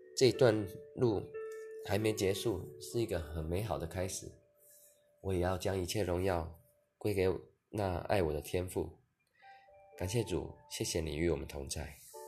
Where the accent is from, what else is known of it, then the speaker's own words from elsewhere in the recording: Kaohsiung, Taiwan; 我虽然有一半台湾族的血统，但我一直在高雄的平地长大。其实我根本就没有接触原住民文化